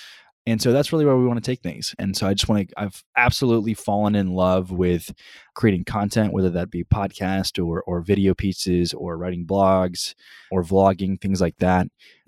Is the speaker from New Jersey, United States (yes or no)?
no; College Station, Texas, United States; For those of you who don't know, I grew up in College Station, but I actually never went to the university.